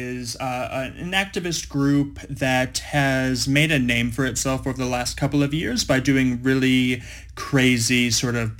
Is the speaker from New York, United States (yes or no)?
no; Los Angeles, California, United States; now in Melbourne, Australia; I'm I'm American. I'm from Los Angeles